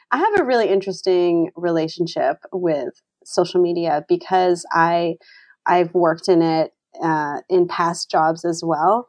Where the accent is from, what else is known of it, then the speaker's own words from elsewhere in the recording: Vermont, United States; now in Boston, United States; I'm not originally from Boston, I'm originally from Vermont